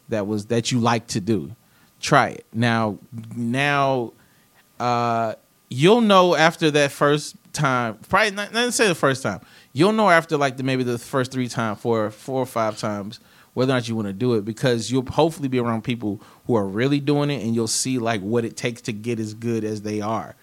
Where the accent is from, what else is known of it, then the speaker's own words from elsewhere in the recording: the South, United States; I'm from the South